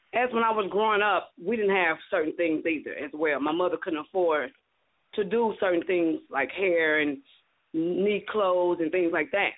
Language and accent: English; Kansas City, United States; now in Dallas, United States; I'm originally from Kansas City